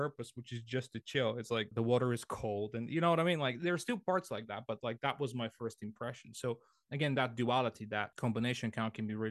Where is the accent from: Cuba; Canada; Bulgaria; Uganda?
Bulgaria; Sofia, Sofia City; I grew up in the capital, in Sofia, so which is on the west side of Bulgaria